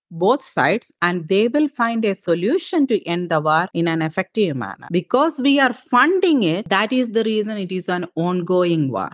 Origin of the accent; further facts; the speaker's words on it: India; moved away as an adult; now in Wisconsin, United States; I was raised in India. I was raised in my aunt's family farm.